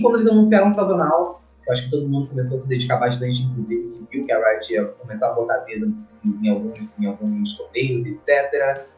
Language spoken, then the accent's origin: Portuguese; Rio de Janeiro, Brazil; Eu sou do Rio de Janeiro, nasci no Rio de Janeiro